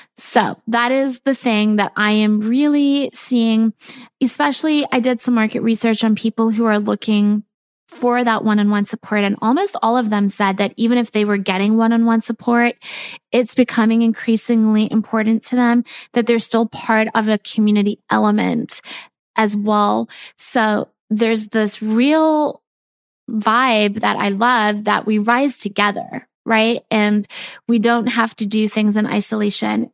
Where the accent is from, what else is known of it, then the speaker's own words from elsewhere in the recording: South Africa; I grew up in South Africa